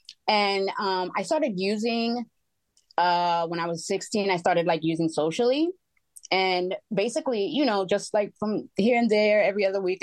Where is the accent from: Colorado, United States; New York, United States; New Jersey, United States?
New York, United States; moved away; also born or lived in Florida; we moved from Florida to come to New York, which I'm originally from